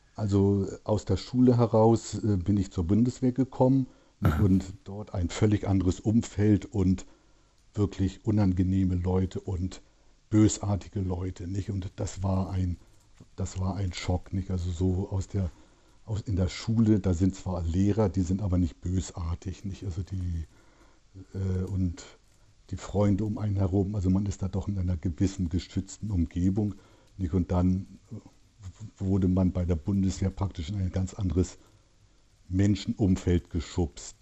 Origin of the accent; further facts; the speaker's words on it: Hamburg, Germany; accent: Norddeutsch; moved away; also born or lived in Berlin; Also ich bin in Hamburg groß geworden und aufgewachsen